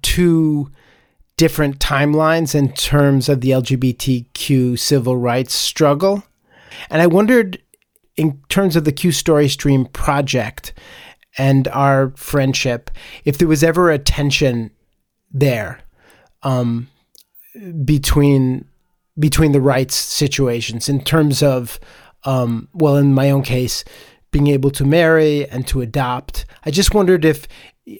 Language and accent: English; Connecticut, United States; I didn't grow up in Staten Island. I grew up in Connecticut